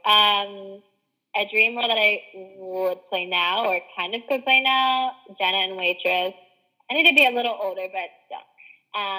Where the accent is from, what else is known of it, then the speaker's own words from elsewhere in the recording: East Coast, United States; oh, I love the West Coast. I truly do. Uh, but I grew up on the East Coast